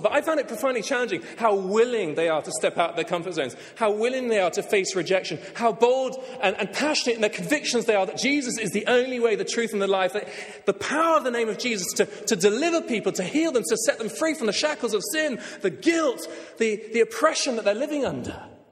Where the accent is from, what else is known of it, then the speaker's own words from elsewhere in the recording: England, United Kingdom; I'll speak as an Englishman